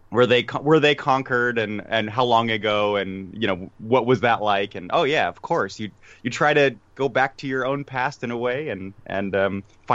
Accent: Germany; also born or lived in Prague, Czechia; Yeah, I mean, I grew up in Germany, so that kind of gives me my history of Germany component, or I lived in Prague.

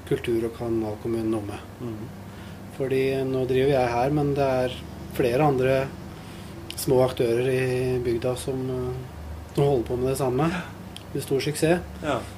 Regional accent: Lunde, Telemark, Norway; moved away; also born or lived in Bergen / Ålesund; jeg er fra Lunde. Ja. Fra ja, Flåbygd, rettere sagt.

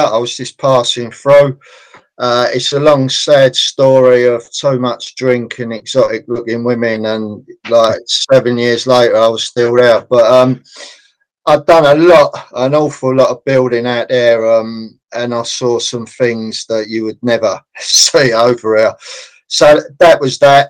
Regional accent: London, United Kingdom; I was born in Islington, North London

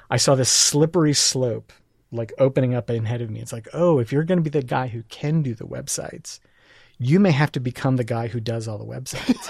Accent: New York City, New York, United States; moved away as an adult; also born or lived in England; now in Portland, United States; grew up in New York City

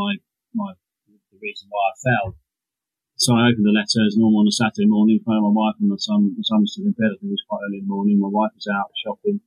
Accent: Hampshire, South East England, United Kingdom; Hampshire, my home county. I was born and bred in Hampshire

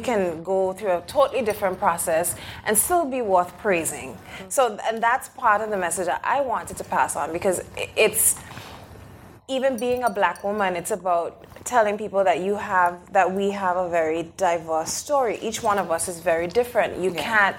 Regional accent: Anguilla; now in United Kingdom; I was raised on the British Overseas island of Anguilla

